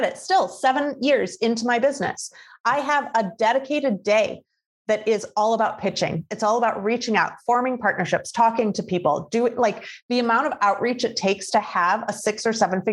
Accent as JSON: {"language": "English", "region": "Midwest", "country": "United States", "tie": "born or raised there", "said": "I grew up in the Midwest. So like I, you know, my hometown was surrounded by cornfields."}